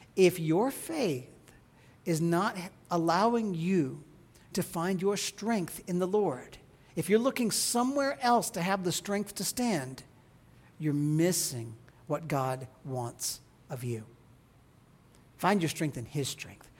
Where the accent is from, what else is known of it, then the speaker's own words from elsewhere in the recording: Midwest, United States; As a child growing up in the Midwest